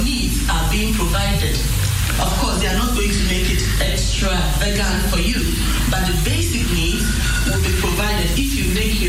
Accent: Ghana; now in Netherlands; I'm a Ghanaian, and I did my school in the Netherlands, so I'm constituting two cultures.

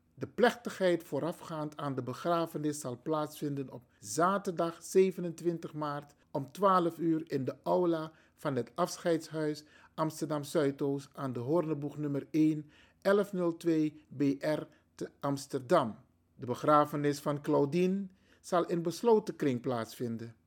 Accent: Suriname; now in Netherlands; de Surinaamse samenleving

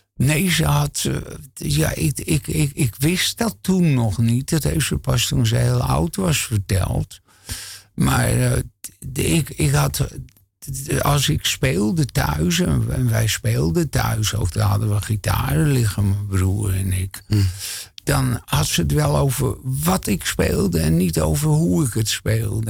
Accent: Hilversum, North Holland, Netherlands; ik kom uit een eh, arbeidersgezin in Hilversum.

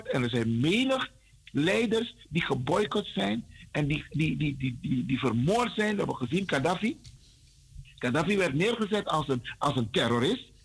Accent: Netherlands; Jij en ik, Kalita. Wij kunnen nooit Hollanders zijn. Wij zijn Nederlanders.

